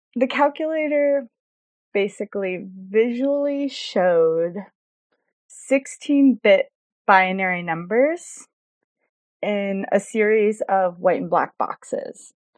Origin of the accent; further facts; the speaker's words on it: Houston, Texas, United States; moved away as an adult; now in Chicago, United States; I live in Chicago, Illinois, but I grew up in Houston, Texas, and I moved to Chicago to attend the School of the Art Institute of Chicago in 2012 for my undergraduate